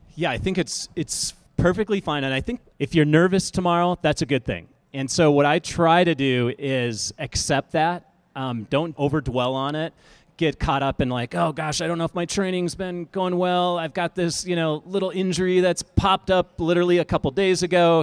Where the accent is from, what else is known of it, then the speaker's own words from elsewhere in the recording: Minnesota, United States; moved away as an adult; now in Colorado, United States; I'm a Midwesterner, I'm from Minnesota